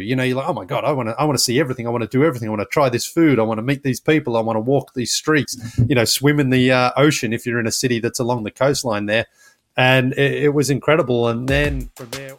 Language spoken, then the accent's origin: English; Australia; now in United States; I'm from Australia, but I live in the United States.